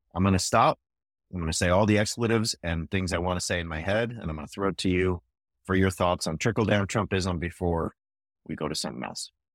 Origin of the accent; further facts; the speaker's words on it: California, United States; now in Fort Worth, United States; out of California, my home state